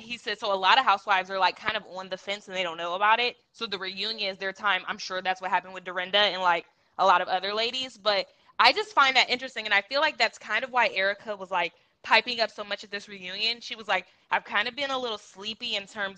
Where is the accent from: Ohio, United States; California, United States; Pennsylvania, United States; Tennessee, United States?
Ohio, United States; I'm from Ohio